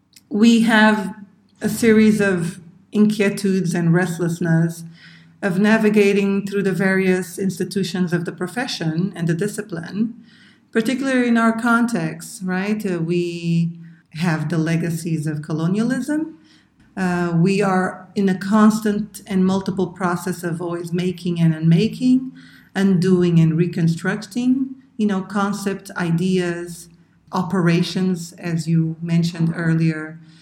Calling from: Cape Verde; the curator of Errant Praxis Project. I'm hailing you from Cabo Verde.

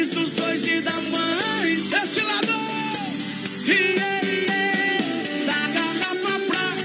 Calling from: São Carlos, Santa Catarina, Brazil; Tô assistindo aqui em Paraíso, do ladinho da Argentina. Sou de São Carlos, motorista.

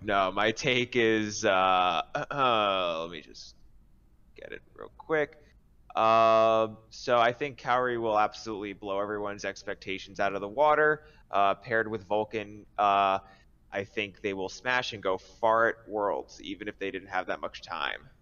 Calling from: Jersey City, New Jersey, United States; I'm calling from Jersey City, New Jersey

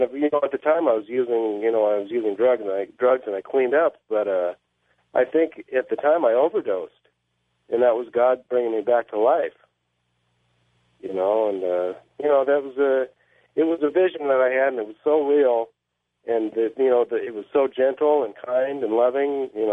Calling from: Whitewater, California, United States; I'm calling from Whitewater, California

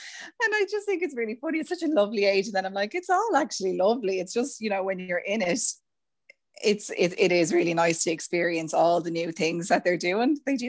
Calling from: County Meath, Ireland; From lovely Mead, out in the country in Mead, yeah.

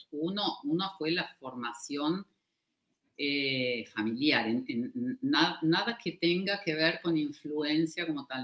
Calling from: Argentina; Les hablo de, desde Argentina

